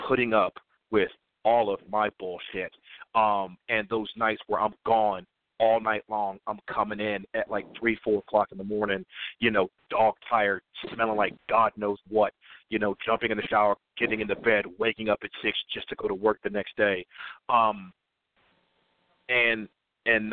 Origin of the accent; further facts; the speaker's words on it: Georgia, United States; I can't work in my home state